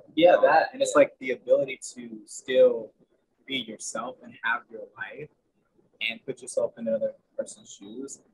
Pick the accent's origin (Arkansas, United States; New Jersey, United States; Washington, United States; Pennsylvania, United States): New Jersey, United States; now in Charleston, United States; I'm from New Jersey, but I currently live in Charleston, South Carolina